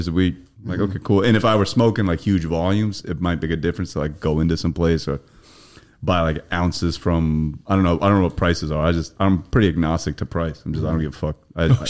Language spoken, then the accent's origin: English; New Jersey, United States; moved away as an adult; also born or lived in New York; now in Brooklyn, United States; I was born and raised in Jersey, but I went to school at NYU, so I've been in New York since 04, basically.